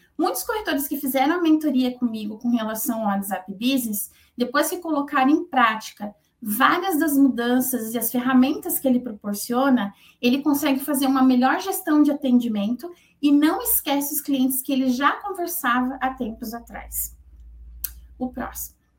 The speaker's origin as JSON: {"language": "Portuguese", "region": "São Paulo", "country": "Brazil", "moved": "as an adult", "lives_now": "Curitiba, Brazil", "said": "eu sou paulista, né? Eu moro em Curitiba há 24 anos"}